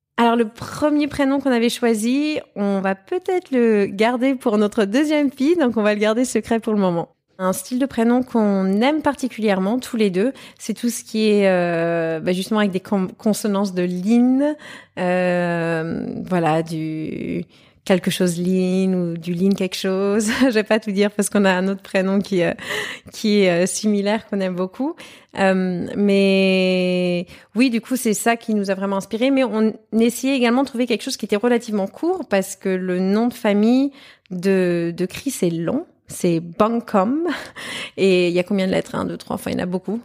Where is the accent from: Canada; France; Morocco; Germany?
Germany; je suis née, j'ai grandi en Allemagne